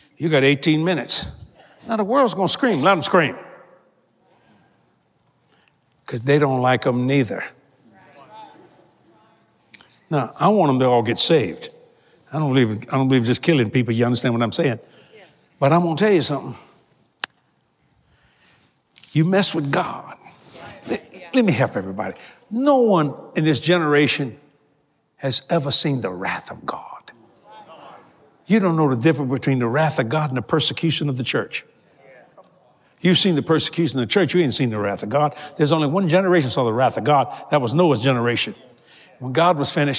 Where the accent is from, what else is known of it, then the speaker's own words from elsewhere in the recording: New Orleans, Louisiana, United States; I was raised on the streets of New Orleans